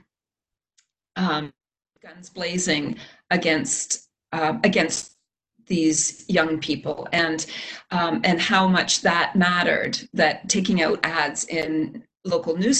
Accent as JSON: {"language": "English", "country": "Canada", "said": "As a Canadian"}